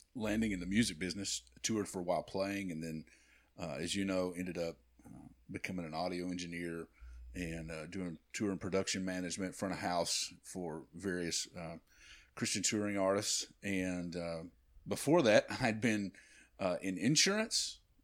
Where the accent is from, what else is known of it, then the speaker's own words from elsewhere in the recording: B B, Arkansas, United States; moved away as an adult; also born or lived in Nashville, Tennessee; we moved back to, uh, to my hometown in B B, Arkansas